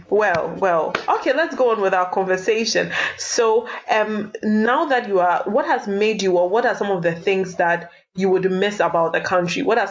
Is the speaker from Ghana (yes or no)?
yes; Ghana; now in United Kingdom; I'm from Ghana